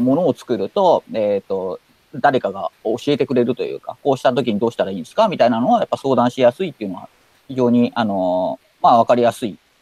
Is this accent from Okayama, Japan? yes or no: no; Hokkaido, Japan; moved away; also born or lived in Tokyo; 北海道生まれの